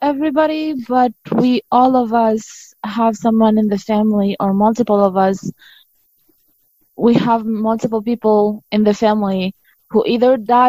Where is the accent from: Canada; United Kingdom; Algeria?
Algeria; Béjaïa, Béjaïa Province; English is a second language; moved away as an adult; now in United States; I'm not from the capital city. I'm from one of the biggest cities. I'm from Béjaïa. It's a coastal city.